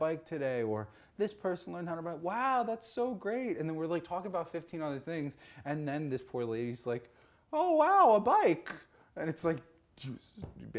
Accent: New York, United States; me growing up in New York

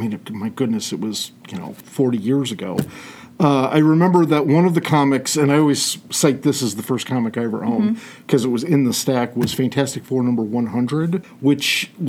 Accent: Toledo, Ohio, United States; Toledo? Yeah, okay. Born and bred.

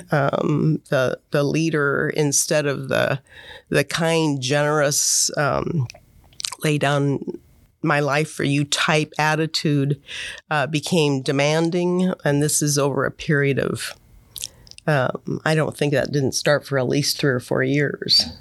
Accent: Monmouth, Oregon, United States; also born or lived in Portland, Oregon; I grew up in Monmouth.

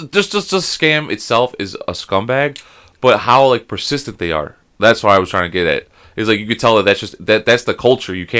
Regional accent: United States; as an American

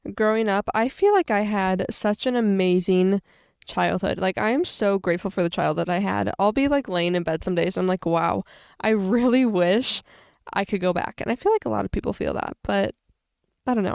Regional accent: Springfield, Illinois, United States; I was born and raised in Springfield, Illinois.

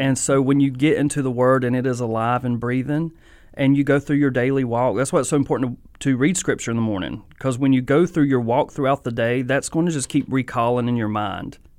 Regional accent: Mount Airy, North Carolina, United States; I'm from Mount Airy

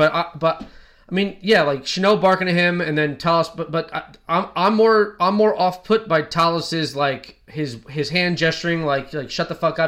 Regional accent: United States; we're from New Jersey, New York.

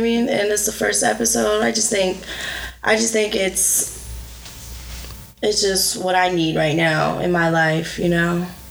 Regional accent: Arcadia, Florida, United States; I was born in Arcadia, Florida

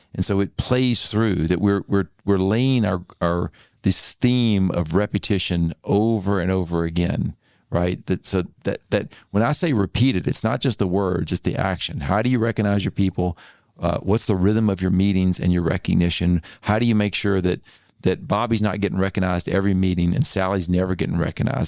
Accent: Arkansas, United States; moved away as an adult; also born or lived in Tennessee / Mississippi; I grew up in Arkansas

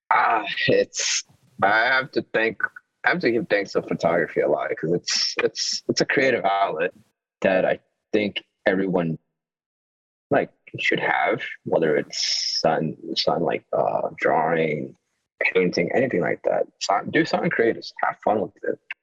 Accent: Yonkers, New York, United States; also born or lived in Mexico; I've been here in Yonkers all my all my life

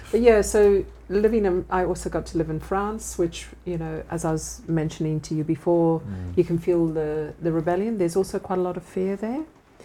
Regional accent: Australia; You know, I'm Aussie.

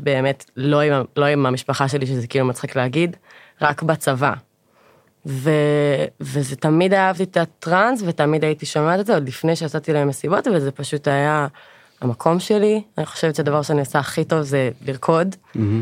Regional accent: Sharon, Central District, Israel; moved away as an adult; now in Pardes Hanna, Israel; במקור אני מאוד השרון

